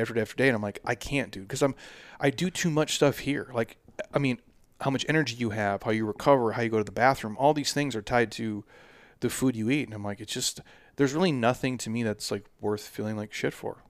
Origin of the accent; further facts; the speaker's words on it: Minnesota, United States; moved away; I'm from the Midwest